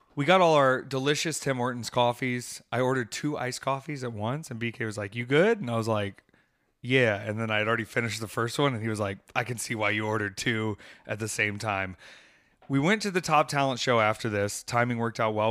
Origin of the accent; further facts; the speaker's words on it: Myrtle Beach, South Carolina, United States; I was born in Myrtle Beach